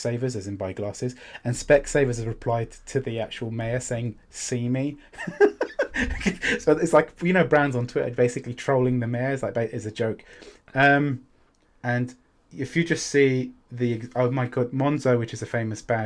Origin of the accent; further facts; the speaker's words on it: United Kingdom; I'm British